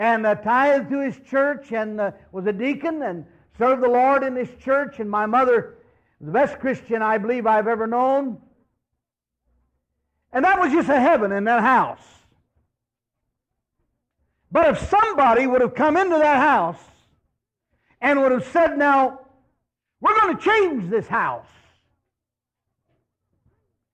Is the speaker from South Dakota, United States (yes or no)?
no; Miami River Valley, Ohio, United States; I was born and raised in the Miami River Valley in Ohio